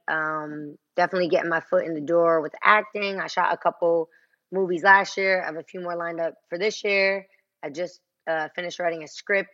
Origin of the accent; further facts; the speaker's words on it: Passaic County, New Jersey, United States; I'm from Jersey